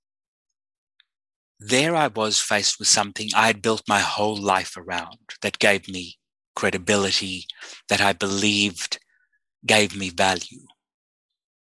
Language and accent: English; South Africa; I was born in South Africa at the height of the apartheid system